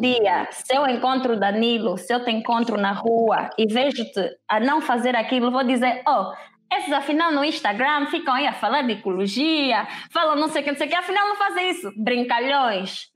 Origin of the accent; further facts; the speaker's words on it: Angola; moved away as an adult; also born or lived in Lisbon, Portugal / Netherlands; vivi a maior parte do meu tempo em Angola e só, só saí da Angola mesmo para estudar